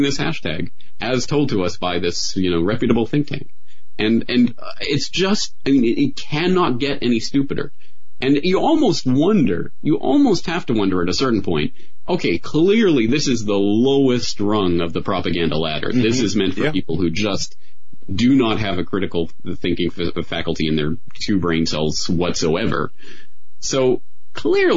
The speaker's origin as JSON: {"language": "English", "country": "Canada", "tie": "born or raised there", "said": "I'm Canadian, so I only have my experience growing up in Canada to draw on"}